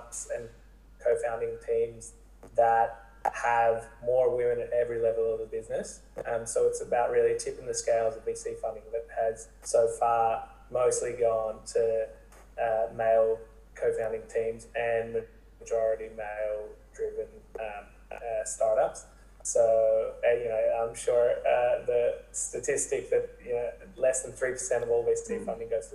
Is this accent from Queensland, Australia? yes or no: no; Sydney, New South Wales, Australia; Originally from Sydney, studied at Macquarie